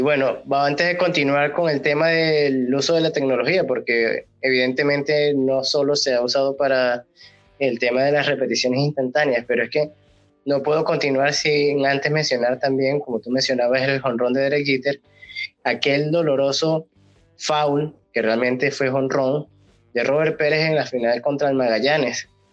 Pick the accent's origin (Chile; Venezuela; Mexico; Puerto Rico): Venezuela; nosotros siendo venezolanos